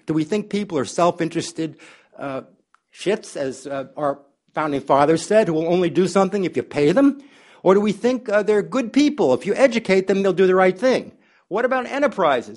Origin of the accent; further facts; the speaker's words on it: United States; as American